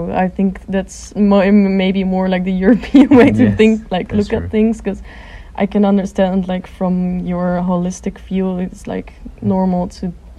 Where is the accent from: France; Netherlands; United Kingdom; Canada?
Netherlands; moved away as an adult; now in Seoul, South Korea